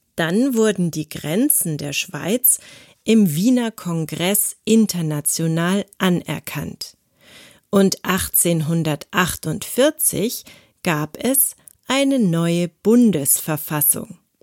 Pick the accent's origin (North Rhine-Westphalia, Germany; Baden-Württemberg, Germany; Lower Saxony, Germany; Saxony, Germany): Baden-Württemberg, Germany; Konstanz; Ich bin in Konstanz geboren und aufgewachsen